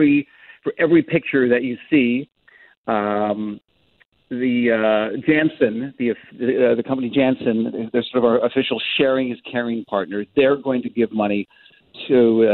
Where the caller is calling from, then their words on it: Los Angeles, California, United States; Someday when I can come back over the border, I'm calling from Los Angeles because it's not been easy, and we can't quarantine at the moment.